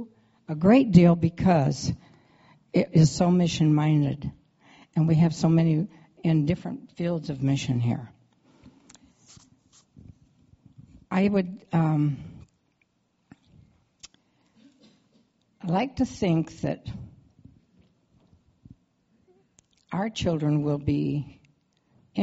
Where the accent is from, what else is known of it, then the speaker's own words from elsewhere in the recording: Iowa, United States; We grew up in Iowa in a Lutheran church